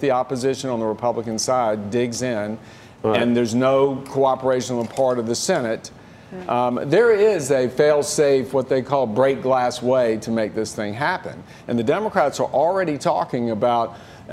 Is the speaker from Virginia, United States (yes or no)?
yes; Virginia, United States; I'm from Virginia